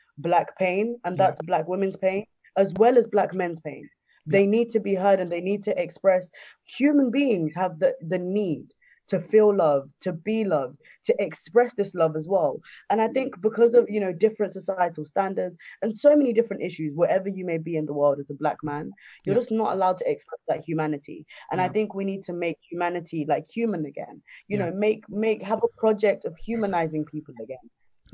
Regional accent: Zimbabwe; moved away; I'm originally from Zimbabwe

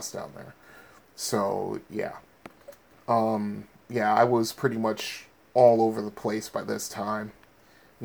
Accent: Bridgeport, Connecticut, United States; growing up in Bridgeport

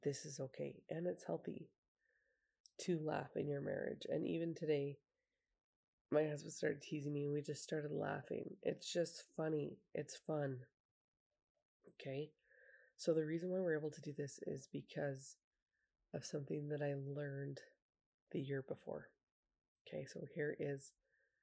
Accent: Utah, United States; I grew up in Utah, and that's pretty big for hunting

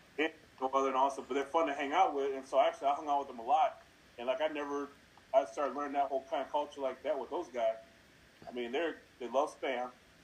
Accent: United States; I grew up in Washington

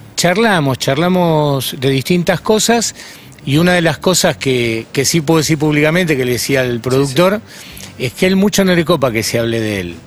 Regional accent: Buenos Aires, Argentina; yo me crié en Flores. Flores es un barrio donde había y hay mucha prostitución, o sea que desde pibito vi toda esa escena.

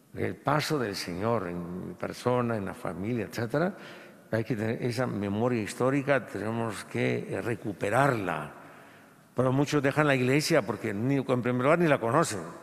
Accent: Guatemala; a nosotros no nos han acostumbrado, como latinoamericanos y un poco, y, y como guatemaltecos

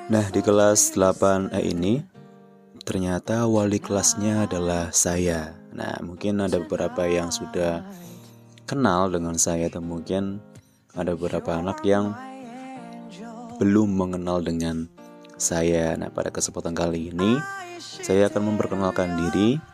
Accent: Banyumas, Central Java, Indonesia; born there; Saya lahir di Banyumas pada tanggal 17 April 1900 1996

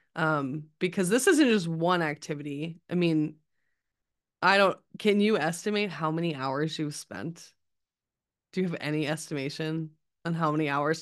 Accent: Midwest, United States; us Midwest people

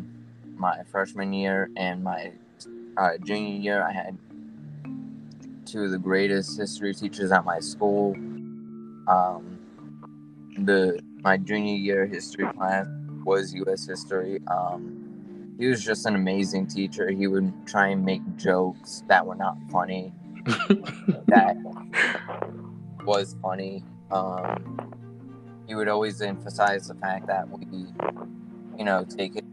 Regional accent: New York, United States; moved away; I am from New York

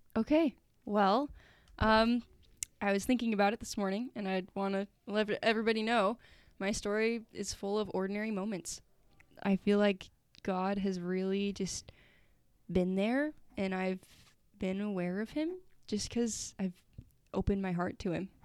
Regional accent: Sandy, Utah, United States; also born or lived in St. George, Utah; I'm from Sandy, Utah

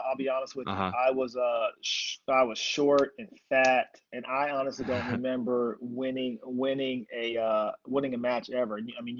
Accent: Pensacola, Florida, United States; born there; So I was born in Pensacola, Florida.

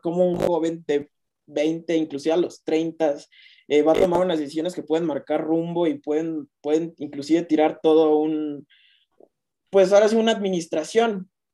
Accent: Mexico; como mexicano

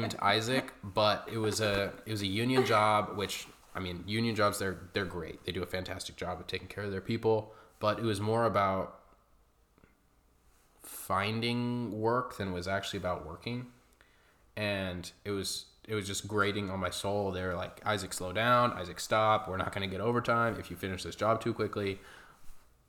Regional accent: Coeur d'Alene, Idaho, United States; we grew up in Coeur d'Alene

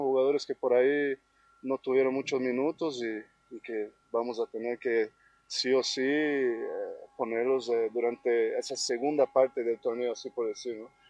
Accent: Bolivia; como todo boliviano

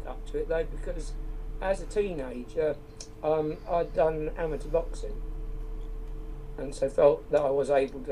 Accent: Wales, United Kingdom; I was born in Wales

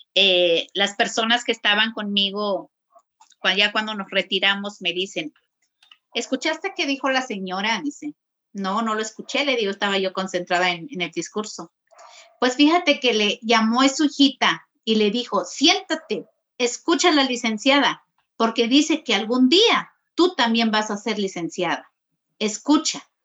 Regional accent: San Juan Chamula, Chiapas, Mexico; crecí allí en Chamula

